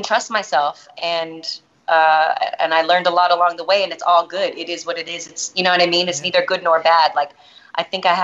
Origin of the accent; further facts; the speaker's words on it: Boston, Massachusetts, United States; if I wasn't from Boston